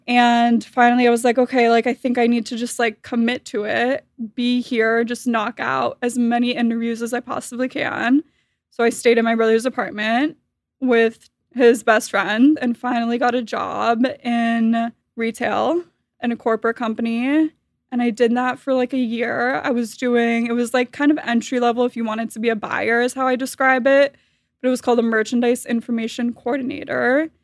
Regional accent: Miami, Florida, United States; I was born and raised in Miami, Florida

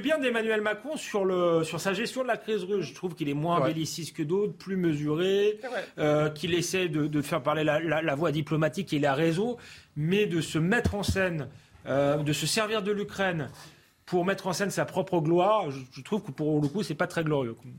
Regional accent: France; en tant que Français

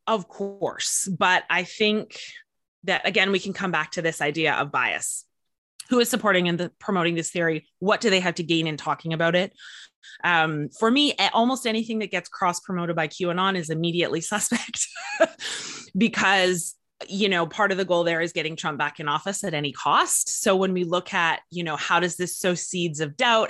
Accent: Canada; I am from Canada

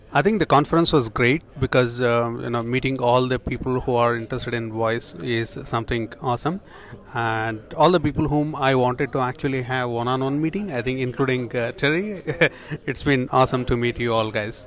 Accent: Toronto, Ontario, Canada; I come from Toronto

